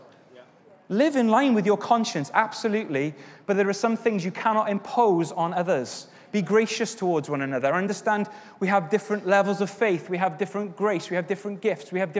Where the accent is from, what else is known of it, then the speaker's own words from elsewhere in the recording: Wales, United Kingdom; now in England; I'm Welsh